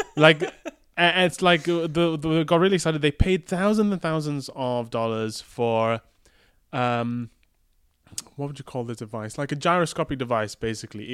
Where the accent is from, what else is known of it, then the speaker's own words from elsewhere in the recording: Malaysia; moved away; I grew up playing this in Malaysia, in the ga-, game arcades, in Kotak and the Balu